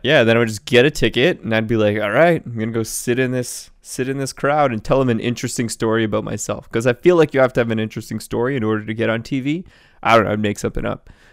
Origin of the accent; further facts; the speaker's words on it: Canada; I'm from Canada